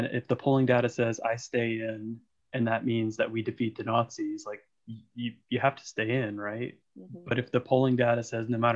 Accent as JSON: {"language": "English", "country": "United States", "said": "we're American"}